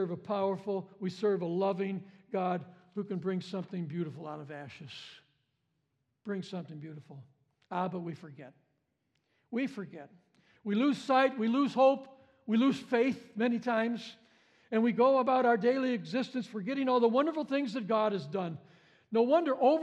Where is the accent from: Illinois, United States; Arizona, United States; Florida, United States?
Illinois, United States; Chicago; I was a city boy. I grew up in Chicago